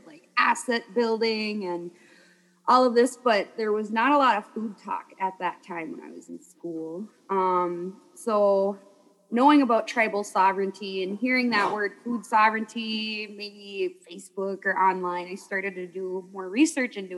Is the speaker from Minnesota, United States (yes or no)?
yes; Lake Vermilion Reservation, near Tower, Minnesota, United States; I'm from the Lake of the Sunset Glow, Lake Vermilion. And the Lake Vermilion Reservation is across the bay from a town called Tower, Minnesota